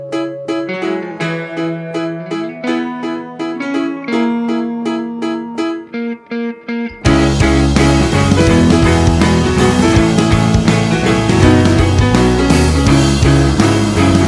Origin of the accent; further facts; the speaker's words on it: Pittsburgh, Pennsylvania, United States; I'm from Pittsburgh, and our baseball team is the Pirates